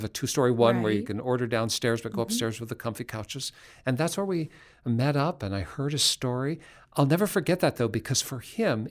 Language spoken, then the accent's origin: English; Seattle, Washington, United States; I'm from Seattle